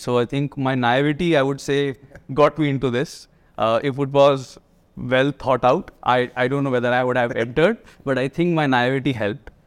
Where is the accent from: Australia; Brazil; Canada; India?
India; Delhi; also born or lived in Manchester; I'm from Delhi. Uh, I did my schooling here